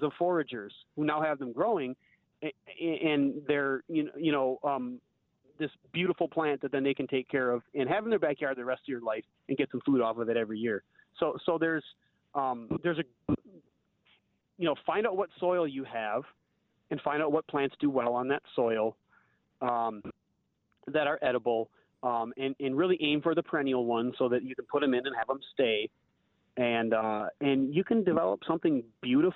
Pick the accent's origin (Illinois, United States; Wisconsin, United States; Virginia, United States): Wisconsin, United States; Wausau; I grew up in Wisconsin